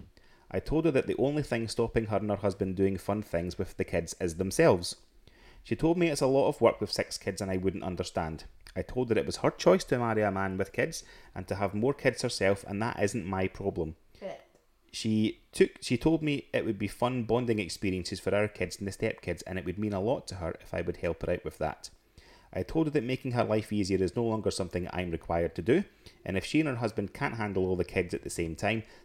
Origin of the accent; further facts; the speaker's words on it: Scotland, United Kingdom; we're all from Scotland